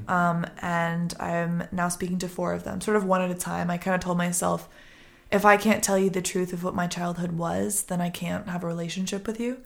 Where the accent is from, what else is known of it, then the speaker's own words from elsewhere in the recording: Boston, Massachusetts, United States; also born or lived in Connecticut; now in Los Angeles, United States; I grew up in Boston